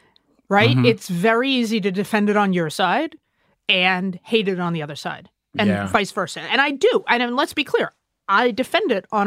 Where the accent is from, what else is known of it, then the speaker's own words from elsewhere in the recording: United States; as an American